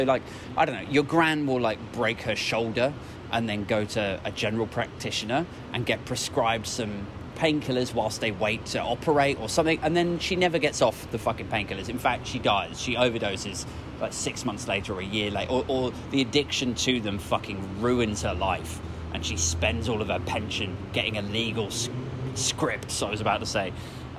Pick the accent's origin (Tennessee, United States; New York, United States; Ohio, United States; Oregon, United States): Oregon, United States; I'm from Oregon.